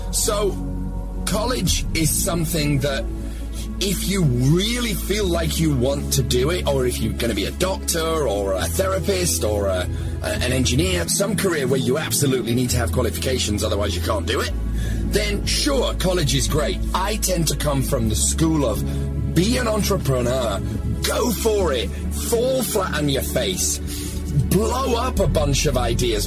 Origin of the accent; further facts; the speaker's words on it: United Kingdom; now in Los Angeles, United States; I'm British living